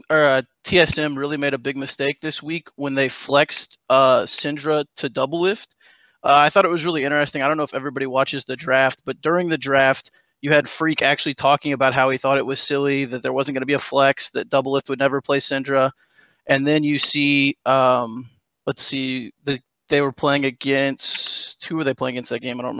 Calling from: Columbia, Missouri, United States; Columbia, Missouri.

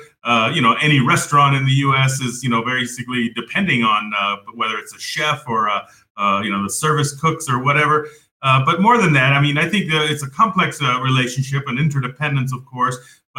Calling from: Puebla, Mexico; I'm joining you from Puebla, Mexico.

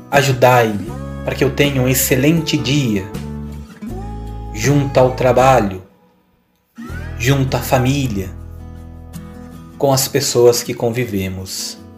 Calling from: São José do Rio Preto, São Paulo, Brazil; Eu sou aqui de São José do Rio Preto.

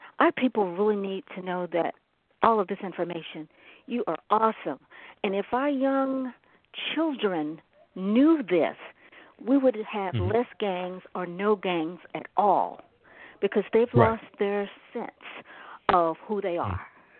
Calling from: Chicago, Illinois, United States; I'm calling from Chicago, Illinois.

